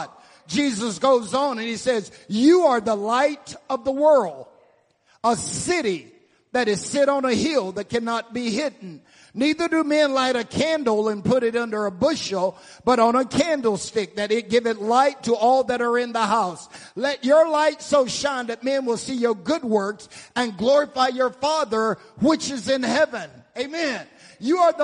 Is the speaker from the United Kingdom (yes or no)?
no; the South, United States; I grew up in the South, and we kill hogs and all that stuff